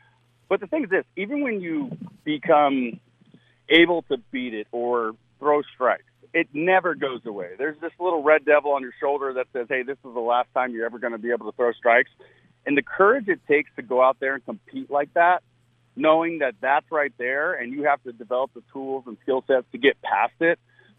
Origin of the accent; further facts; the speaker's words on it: South Florida, United States; I grew up in South Florida, and, you know, the Braves were here early on in West Palm Beach for spring training